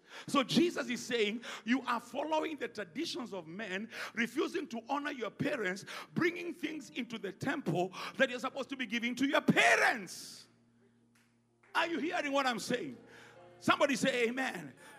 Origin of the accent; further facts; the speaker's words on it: Ghana; You know, I'm Ghanaian.